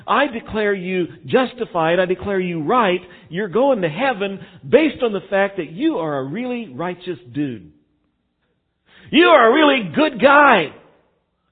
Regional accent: Texas, United States; now in Missouri, United States; I didn't grow up in Missouri. I grew up in Texas.

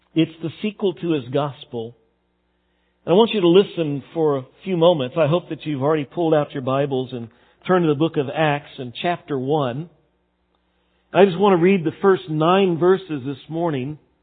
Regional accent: Texas, United States; growing up in Texas

